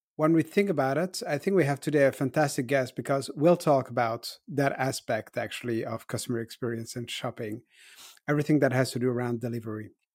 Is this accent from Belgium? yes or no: yes; Brussels, Brussels-Capital Region, Belgium; I grew up in Brussels, where my parents had shops